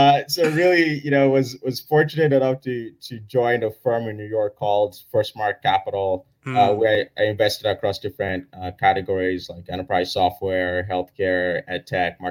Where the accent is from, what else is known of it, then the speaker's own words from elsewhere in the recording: Nigeria; now in Oakland, United States; I grew up in Nigeria